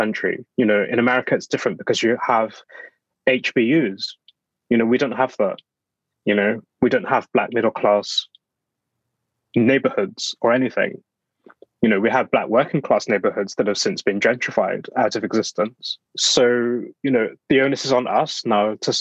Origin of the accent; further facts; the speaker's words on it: Black Country, West Midlands, United Kingdom; now in London, United Kingdom; I'm from the Black Country, which is an area in the West Midlands